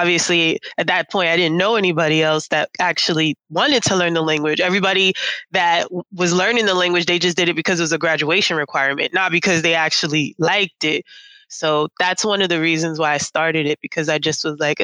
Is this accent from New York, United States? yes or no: yes; New York City, New York, United States; now in Germany; I'm from New York City.